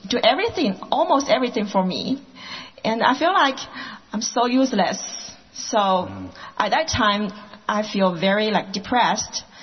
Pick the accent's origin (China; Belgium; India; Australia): China; Sichuan; English is a second language; moved away as an adult; now in Portland, United States; Yeah, I came from China, and uh, my hometown is Sichuan province. Yeah, so I have been here about five years. I followed with my husband to here.